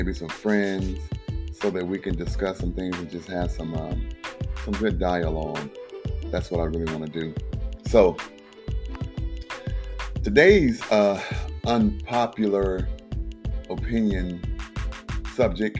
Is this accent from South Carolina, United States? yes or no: yes; South Carolina, United States; I grew up in South Carolina